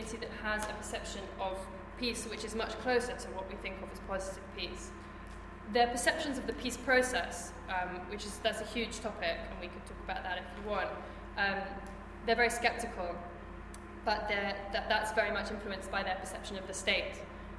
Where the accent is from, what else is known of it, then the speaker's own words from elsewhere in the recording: London, United Kingdom; I'm from London